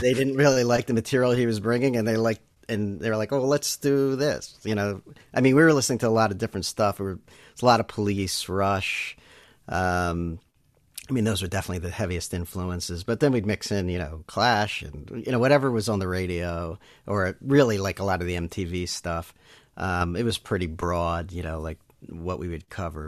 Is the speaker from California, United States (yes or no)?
no; Elkins Park, Pennsylvania, United States; also born or lived in Pittsburgh; I'm a Philly area guy. Grew up um, mostly in Elkins Park, uh, which is a suburb of Philly